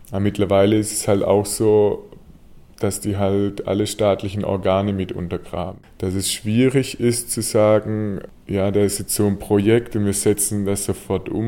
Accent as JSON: {"language": "German", "country": "Germany", "said": "Weil also für uns als Deutsche es unmöglich ist, auch in unserem gesellschaftlichen Status und wie wir aussehen"}